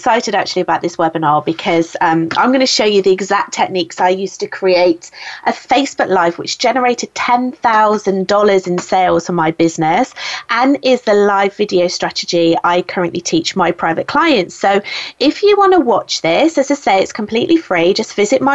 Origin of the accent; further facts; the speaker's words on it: United Kingdom; I'm British